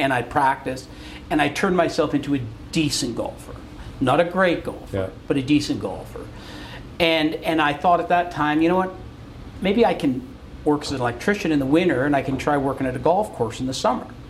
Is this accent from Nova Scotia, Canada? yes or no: no; Calgary, Alberta, Canada; also born or lived in Brampton, Ontario / Quebec; when I was eight, we moved to Calgary